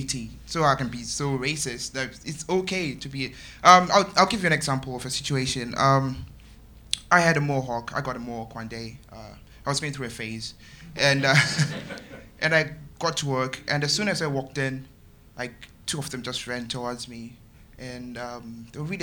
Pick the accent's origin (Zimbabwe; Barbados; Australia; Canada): Zimbabwe; moved away as an adult; now in United Kingdom; I'm from Zimbabwe. I've been living here for 3 years.